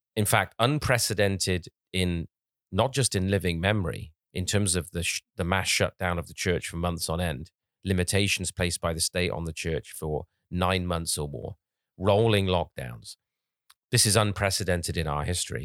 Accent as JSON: {"language": "English", "region": "England", "country": "United Kingdom", "tie": "born or raised there", "said": "when I was growing up in England"}